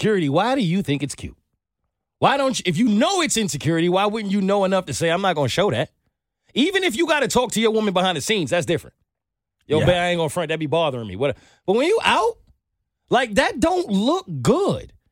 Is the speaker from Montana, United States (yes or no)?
no; New York, United States; I'm from New York